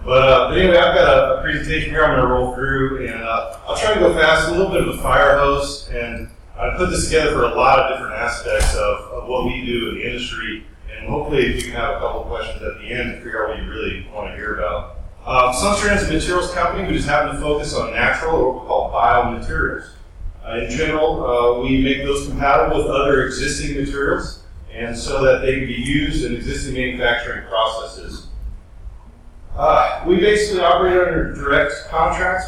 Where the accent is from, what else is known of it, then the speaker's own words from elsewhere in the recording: Kentucky, United States; I'm from Kentucky